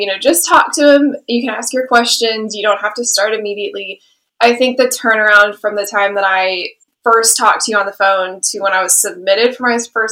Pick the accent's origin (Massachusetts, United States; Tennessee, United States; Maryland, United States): Tennessee, United States; Knoxville; moved away as an adult; also born or lived in Atlanta, Georgia / Kansas City, Kansas; Grew up in East Tennessee